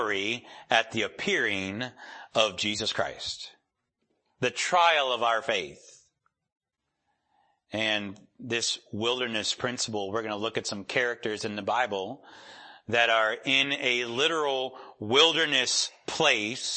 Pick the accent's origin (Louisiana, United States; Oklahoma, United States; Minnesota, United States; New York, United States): New York, United States; Rochester; moved away; I'm from Rochester, New York.